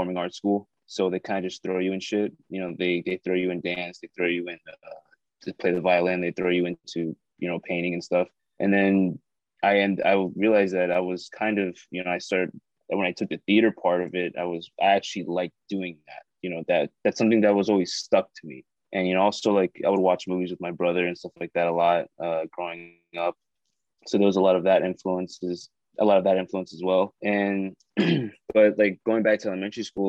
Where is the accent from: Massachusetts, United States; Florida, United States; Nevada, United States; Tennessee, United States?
Florida, United States; South; I'm an actor from South Florida. I grew up here